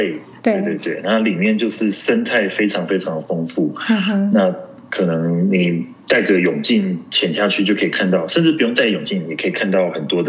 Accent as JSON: {"language": "Chinese", "region": "Colorado", "country": "United States", "said": "我说：“我是 Colorado 来的。”"}